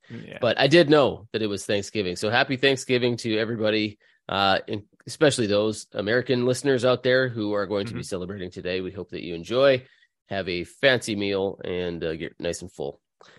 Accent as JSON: {"language": "English", "country": "Canada", "said": "I'm Canadian. I'm Canadian."}